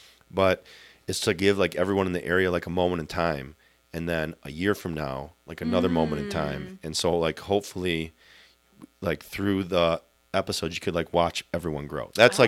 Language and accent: English; Sterling Heights, Michigan, United States; my hometown is Sterling Heights and went to college at U of D